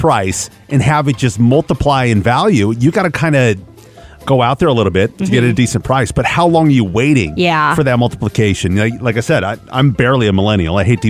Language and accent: English; Kent, Washington, United States; growing up in Seattle, Washington. I grew up in a town called Kent, Washington, which is right next to Covington, Washington